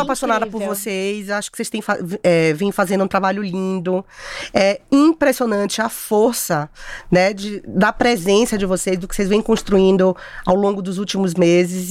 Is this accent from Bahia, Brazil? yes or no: yes; Bahia, Brazil; eu comecei minha carreira em Salvador, sou baiana